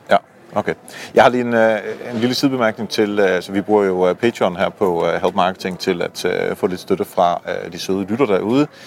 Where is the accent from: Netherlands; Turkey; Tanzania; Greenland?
Netherlands; moved away; Jeg er jo hollænder, øh, hvor, øh, Kasper også bor. Øhm, så jeg var hjemme og, øh, besøge moderlandet